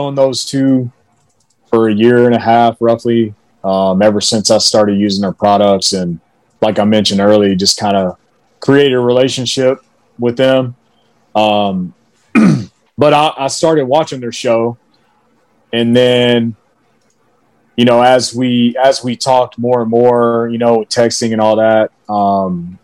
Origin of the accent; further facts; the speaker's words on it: Alabama, United States; moved away; I'm from Alabama.